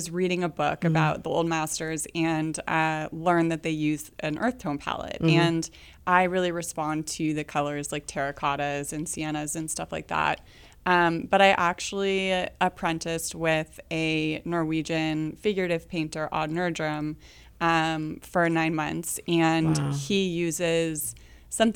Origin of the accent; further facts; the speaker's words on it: Northern California, United States; moved away as an adult; now in Kansas City, United States; I'm from Northern California. you know, grew up in the Redwoods and stuff and kind of on the coast